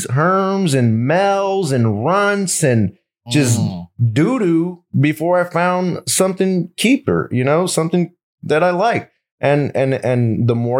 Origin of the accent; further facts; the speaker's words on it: Los Angeles, California, United States; I'm from South Central Los Angeles